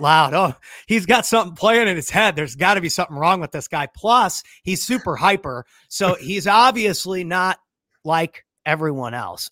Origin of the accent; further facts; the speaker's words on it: St. Louis, Missouri, United States; Saint Louis, Missouri. I'm from Saint Louis, Missouri.